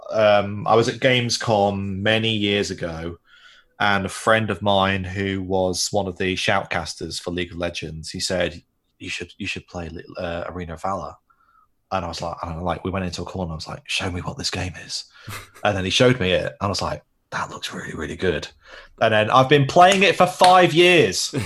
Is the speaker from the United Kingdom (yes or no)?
yes; Manchester, North West England, United Kingdom; I grew up in Manchester, which is north of London